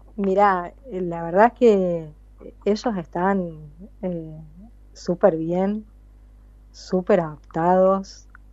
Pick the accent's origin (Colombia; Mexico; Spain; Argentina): Argentina; moved away as an adult; now in Moriya, Japan; yo soy muy argentina